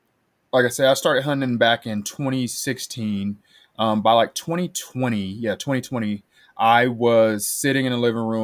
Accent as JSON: {"language": "English", "town": "Las Vegas", "region": "Nevada", "country": "United States", "tie": "born or raised there", "moved": "as an adult", "lives_now": "Colorado, United States", "said": "I am originally from Las Vegas, Nevada. I grew up fishing out in the desert, wherever we could find a watering hole."}